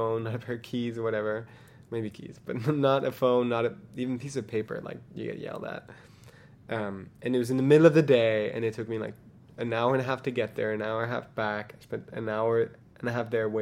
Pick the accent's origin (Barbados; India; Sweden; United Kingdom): Sweden; moved away as an adult; now in United States; I walked up to the embassy in my home country